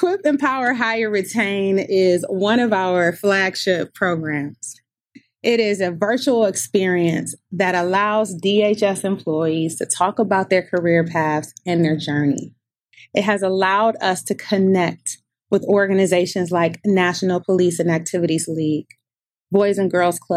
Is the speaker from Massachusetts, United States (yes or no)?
no; Detroit, Michigan, United States; I'm also from Detroit, Michigan